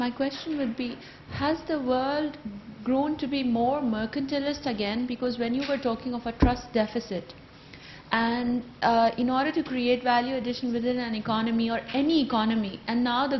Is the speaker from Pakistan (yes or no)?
yes; Pakistan; now in United Kingdom; I'm originally from Pakistan. I'm here a student at the moment.